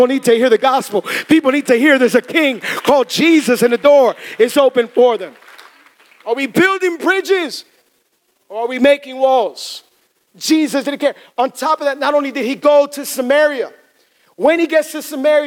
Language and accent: English; Hialeah, Florida, United States; I'm from Hialeah, okay? Born and raised in Hialeah